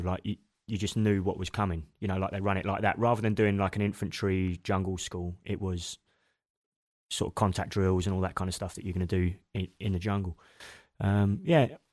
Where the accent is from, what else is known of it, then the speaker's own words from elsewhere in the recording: Machynlleth, Wales, United Kingdom; moved away; also born or lived in South London; when we were nine, my parents decided we'd move to mid-Wales, a place called Macantleth